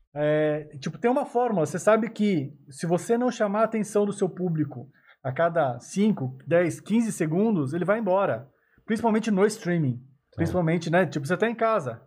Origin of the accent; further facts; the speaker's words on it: Suzano, São Paulo, Brazil; A minha cidade mesmo, eu sou de Suzano